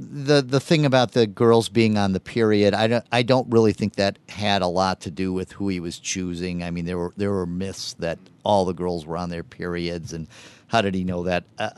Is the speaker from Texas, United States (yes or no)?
no; California, United States; I grew up in California, and I remember when the Hillside Strangler case in the late 70s, very scary.